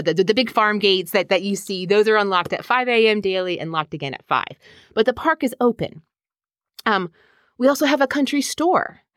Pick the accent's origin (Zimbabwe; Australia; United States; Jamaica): United States; Herndon, Virginia; I am originally from Herndon